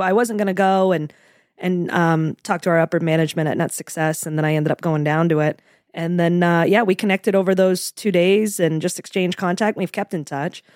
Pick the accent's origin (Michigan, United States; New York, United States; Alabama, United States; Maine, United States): Maine, United States; Portland; moved away as an adult; now in Florida, United States; I'm actually, um, from Portland, Maine originally. I, I stayed there right through college